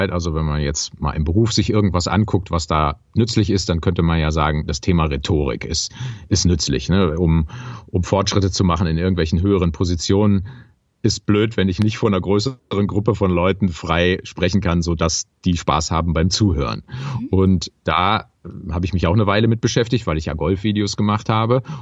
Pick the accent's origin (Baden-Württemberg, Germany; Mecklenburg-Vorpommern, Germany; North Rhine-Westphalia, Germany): North Rhine-Westphalia, Germany; Düsseldorf; weil ich fühle mich ja als Rheinländer, weil ich da groß geworden bin in Düsseldorf